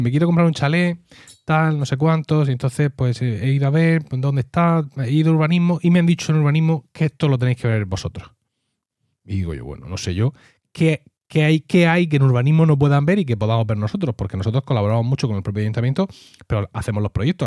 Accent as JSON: {"language": "Spanish", "region": "Region of Murcia", "country": "Spain", "said": "si soy murciano"}